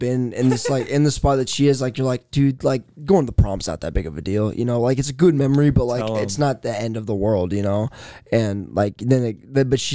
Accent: Indianola, Iowa, United States; I'm from Indianola, Iowa

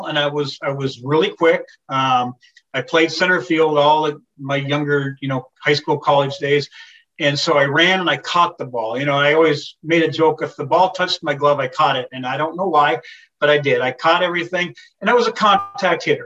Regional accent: St. Cloud, Minnesota, United States; I grew up in St. Cloud, an hour north

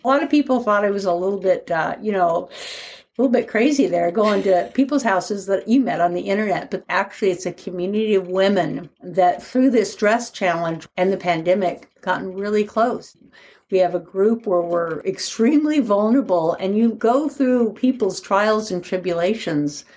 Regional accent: Portland, Oregon, United States; I'm from Portland, Oregon

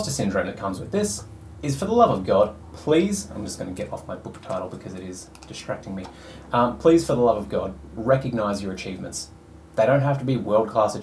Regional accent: Australia; I was born in Australia, white, straight male

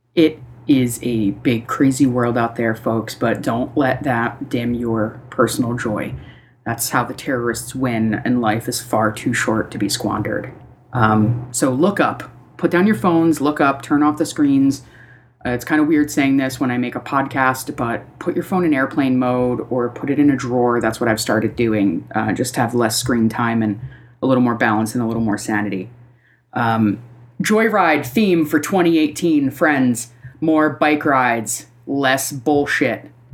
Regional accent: East Coast, United States; now in Portland, United States; I grew up on the East Coast, so it's winter is winter is winter

